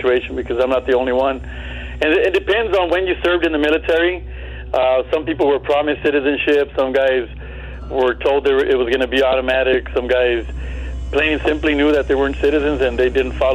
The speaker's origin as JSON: {"language": "English", "town": "Compton", "region": "California", "country": "United States", "tie": "born or raised there", "also_born_or_lived": "El Paso, Texas", "moved": "as an adult", "said": "I grew up in Compton, Compton, California"}